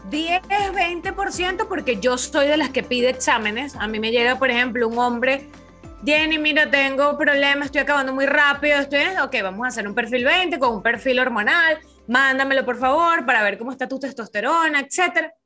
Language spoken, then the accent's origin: Spanish; Venezuela; en Venezuela, en mi país